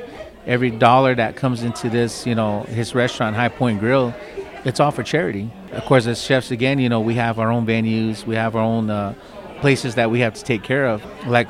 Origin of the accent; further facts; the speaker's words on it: United States; And being Native American, I mean, it's big. You know, I mean, I don't know how many Native American chefs are out there doing what